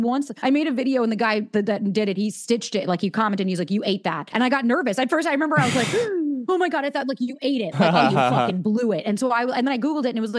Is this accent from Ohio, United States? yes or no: no; New York, United States; I'm a New Yorker